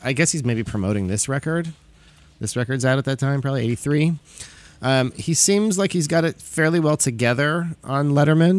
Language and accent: English; Fort Lauderdale, Florida, United States; My hometown. What's up, Fort Lauderdale?